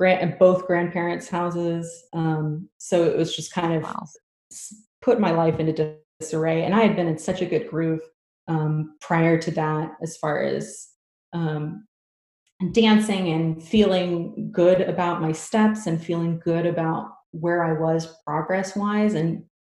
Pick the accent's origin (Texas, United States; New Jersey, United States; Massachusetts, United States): Texas, United States; Houston; So it was in my hometown.